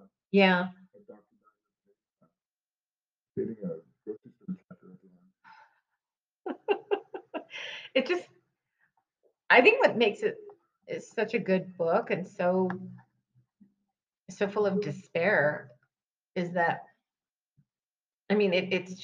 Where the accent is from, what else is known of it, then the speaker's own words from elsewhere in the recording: Albuquerque, New Mexico, United States; I'm from here. I'm from Albuquerque as well.